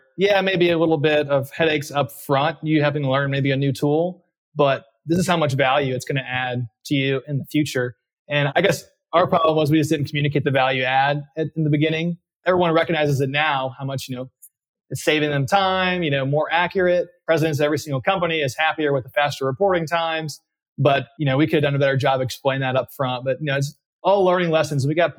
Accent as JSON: {"language": "English", "town": "Dallas", "region": "Texas", "country": "United States", "tie": "born or raised there", "said": "I said I grew up in Dallas, Texas mostly, but that's probably not the full truth. I've actually moved quite around a lot of the United States early in my life."}